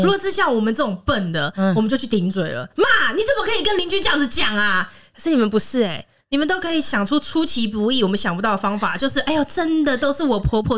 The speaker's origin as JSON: {"language": "Chinese", "country": "Taiwan", "said": "可是你你是闽南人呢？我是闽南人，说客家话，"}